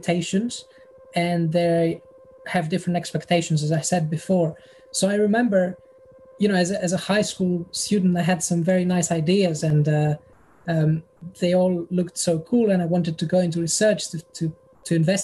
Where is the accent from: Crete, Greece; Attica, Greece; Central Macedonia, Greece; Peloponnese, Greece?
Central Macedonia, Greece; Thessaloniki; moved away as an adult; now in United Kingdom; The north, Thessaloniki